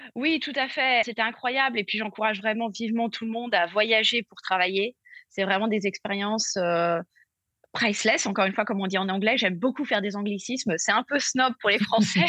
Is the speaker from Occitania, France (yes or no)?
no; Paris, Île-de-France, France; moved away as an adult; also born or lived in New York; je suis française obviously, comme on dit. Mm. voilà, euh, donc je suis parisienne